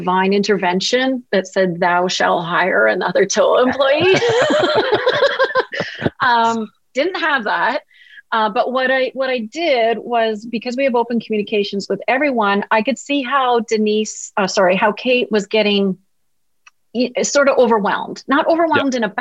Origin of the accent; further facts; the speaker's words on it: Canada; being the Canadian I am